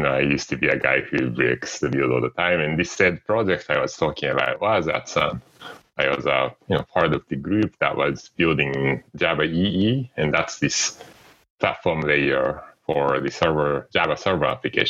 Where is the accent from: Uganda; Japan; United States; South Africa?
Japan; English is a second language; So, I came from Japan, and I was used to seeing people working really late hours.